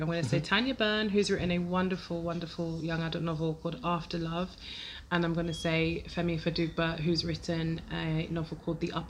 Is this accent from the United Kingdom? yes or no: yes; London, United Kingdom; I'm from Lewisham.